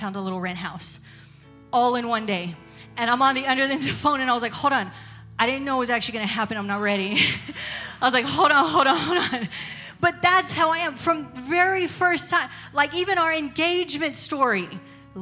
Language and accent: English; San Antonio, Texas, United States; moved away as an adult; now in Tennessee, United States; I'm from San Antonio, Texas. We're from San Antonio, Texas.